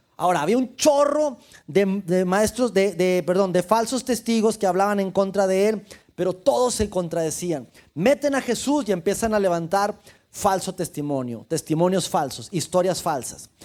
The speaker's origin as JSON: {"language": "Spanish", "country": "Mexico", "said": "soy mexicano"}